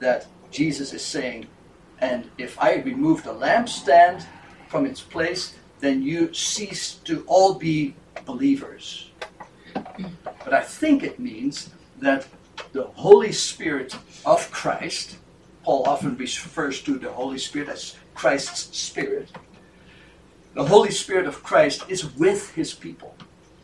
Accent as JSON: {"language": "English", "country": "Netherlands", "also_born_or_lived": "Grand Rapids, Michigan, United States", "moved": "as an adult", "said": "As a young man, I came from the Netherlands and I studied at Calvin College in Grand Rapids, Michigan"}